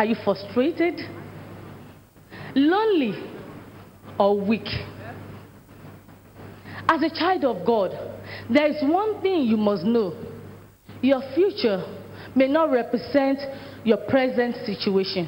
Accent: Nigeria; I'm a Nigerian

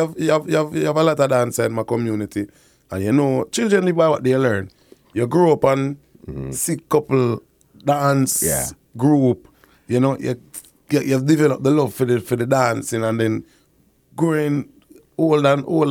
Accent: Kingston, Jamaica; I was born in Kingston, Jamaica, you know, KPH Hospital.

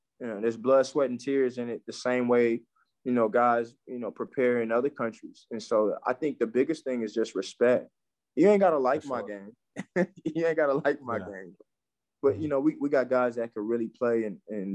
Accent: Nigeria; I'm Nigerian

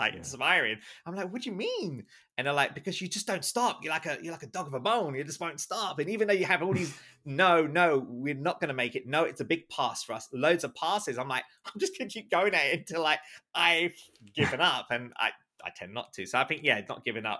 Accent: London, United Kingdom; also born or lived in Islington, London / Walthamstow, London / North of England; I'm in London, and I was actually born in London. Specifically, I was born in Islington, and even more specifically, Holloway Road. So if those of you who know Holloway Road, North London, that's where I'm from. But obviously, you know, we moved around, you know, we moved up to, like, you know, East London

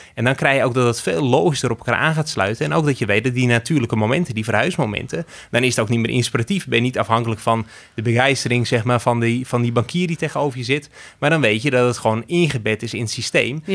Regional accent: Netherlands; we als Nederlanders

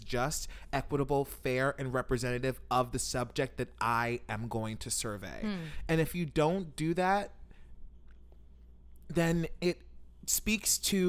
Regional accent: Baltimore, Maryland, United States; He's from my hometown

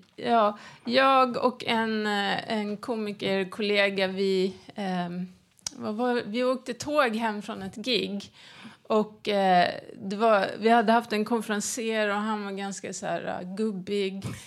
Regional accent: Järna, Stockholm County, Sweden; den lilla byn där jag växte upp i, i Järna

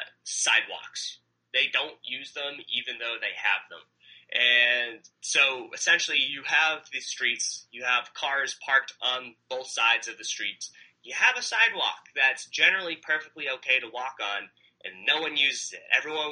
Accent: New York, United States; now in Egypt; I came from New York. The sidewalks are fantastic.

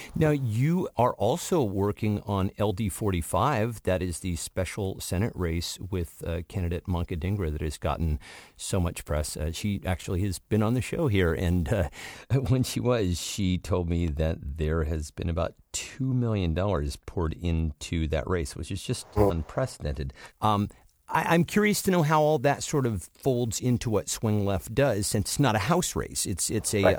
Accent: Washington, United States; Washington State, my home state, uh, for which you have just included the 8th District, which happens to be my home district.

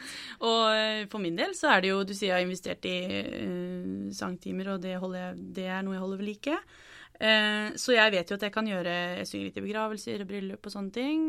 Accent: Norway; jeg er fra Norge

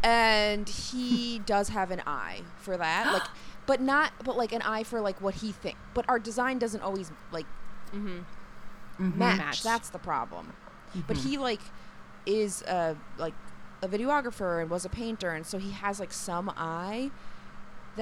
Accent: New York, United States; I'm also from New York, so I live very close to my sister and my parents

